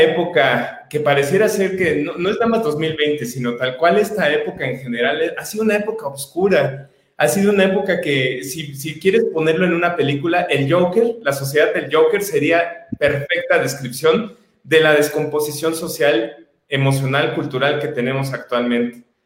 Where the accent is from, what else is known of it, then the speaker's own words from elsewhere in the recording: Mexico; como mexicanos